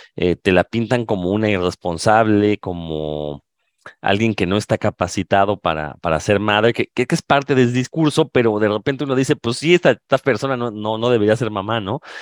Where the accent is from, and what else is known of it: Mexico